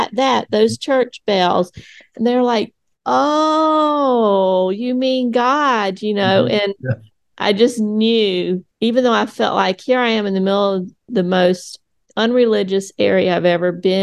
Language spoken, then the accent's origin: English; United States; I grew up in the United States